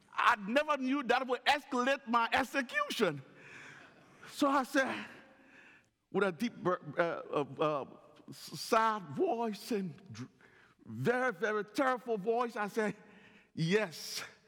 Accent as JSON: {"language": "English", "region": "Northern Liberia", "country": "Liberia", "tie": "born or raised there", "said": "While living in Liberia, growing up in the Royal Ambassador Program in Northern Liberia"}